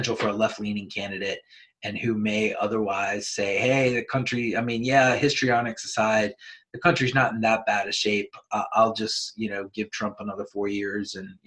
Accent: United States; As an American and as somebody that's served

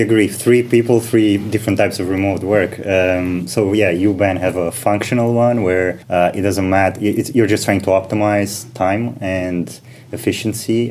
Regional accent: Romania; moved away as an adult; also born or lived in United Kingdom / Switzerland; now in London, United Kingdom; I am originally from Romania.

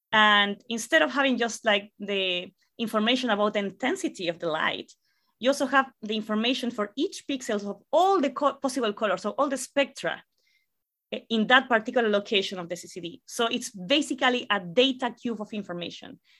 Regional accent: La Serena, Coquimbo, Chile; English is a second language; moved away; I am originally from Chile. I'm actually from a relatively small city called La Serena

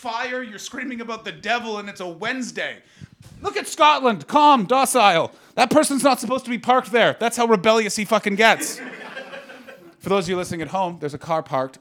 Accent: Canada; as a Canadian, the fucking Brits do my accent all the time

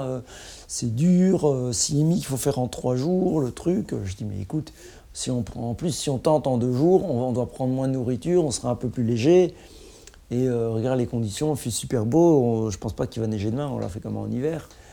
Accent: Mouscron, Wallonia, Belgium; je viens de Moucron

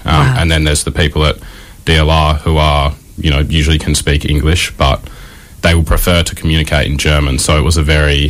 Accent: Albany, Western Australia, Australia; I grew up in Albany, just south of Perth

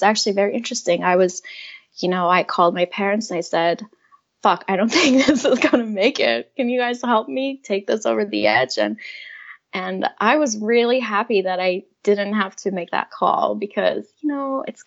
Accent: Iran; moved away; growing up in Iran

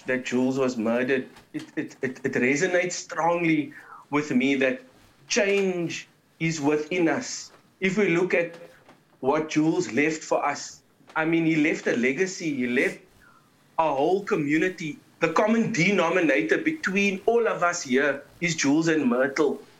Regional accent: South Africa

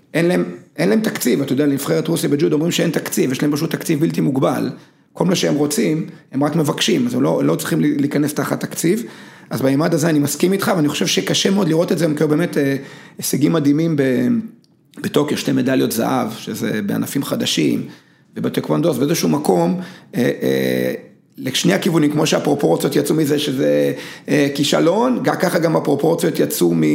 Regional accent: Israel; בנתה אותי בצורה מאוד מיוחדת כישראלי. אני בן לניצולי שואה

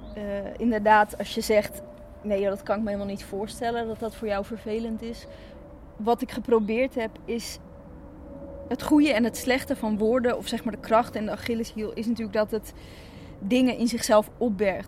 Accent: Zaandam, North Holland, Netherlands; born or raised there; also born or lived in Chile

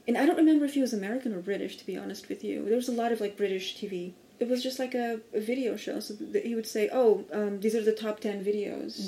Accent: outside of Lisbon, Portugal; moved away; I grew up 20 minutes outside of Lisbon

